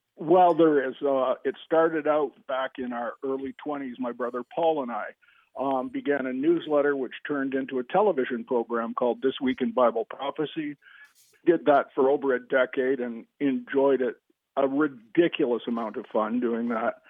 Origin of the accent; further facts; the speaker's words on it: Canada; I'm a Canadian